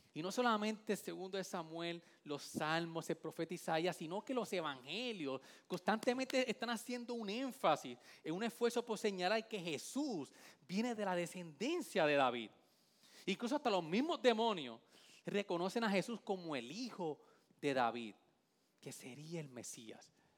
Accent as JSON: {"language": "Spanish", "town": "Vega Baja", "country": "Puerto Rico", "said": "yo soy de la playa de la Bajeada Sandín"}